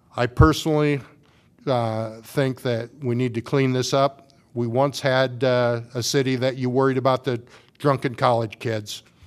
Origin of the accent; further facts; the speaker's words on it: Washington, Iowa, United States; moved away as an adult; also born or lived in North Liberty; now in Iowa City, United States; I grew up in Washington, Iowa.